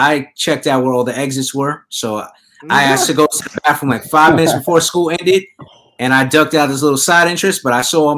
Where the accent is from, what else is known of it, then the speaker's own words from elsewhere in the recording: New York, United States; I'm from New York